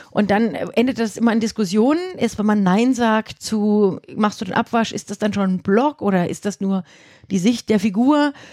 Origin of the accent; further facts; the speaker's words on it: Thuringia, Germany; also born or lived in Erfurt; now in Würzburg, Germany; ich komme aus Würzburg, aber ich komme eigentlich gar nicht aus Würzburg. Aha. Ja, ich komme aus Thüringen